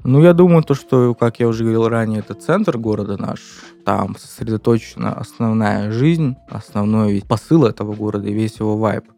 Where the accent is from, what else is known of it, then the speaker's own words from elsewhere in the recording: Maykop, Adygea, Russia; moved away as an adult; now in Krasnodar, Russia; в моем родном городе